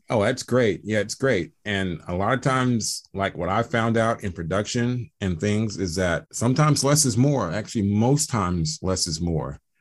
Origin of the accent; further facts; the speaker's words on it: Atlanta, Georgia, United States; I am from Atlanta, Georgia